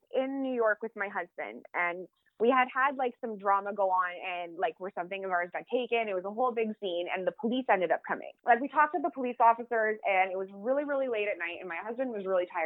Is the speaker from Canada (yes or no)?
yes; Canada; we're Canadian